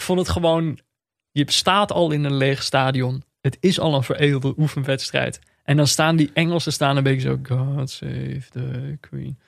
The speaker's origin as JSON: {"language": "Dutch", "country": "Netherlands", "said": "als Nederlander"}